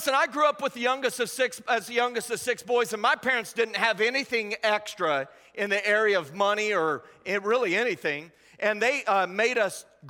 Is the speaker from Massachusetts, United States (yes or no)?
no; Indiana, United States; moved away as an adult; now in Anderson, United States; I'm originally from Indianapolis, Indiana, just south of there. I grew up on a farm